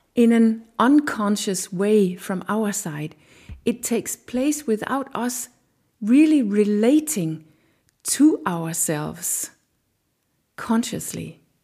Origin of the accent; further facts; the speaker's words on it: Denmark; I have a Danish culture inside of me